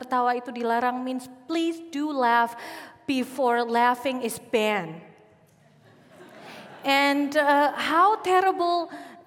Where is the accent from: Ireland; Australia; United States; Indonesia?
Indonesia; also born or lived in Yogyakarta / Solo / Jakarta; I was born and raised in Arab descent community in Indonesia